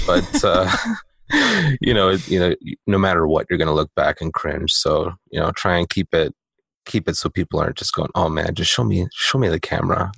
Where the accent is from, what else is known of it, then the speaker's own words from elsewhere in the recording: Canada; I am Canadian